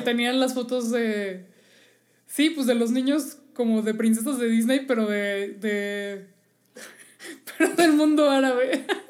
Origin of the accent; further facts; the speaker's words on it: Mexico City, Mexico; somos chilangos